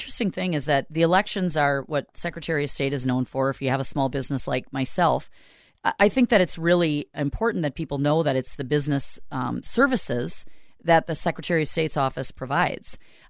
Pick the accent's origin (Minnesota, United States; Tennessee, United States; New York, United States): Minnesota, United States; South St. Paul; I'm from South St. Paul originally. I grew up in South St. Paul, born and raised. My whole family graduated from South St. Paul. And I moved out of South St. Paul. I haven't lived there since I graduated.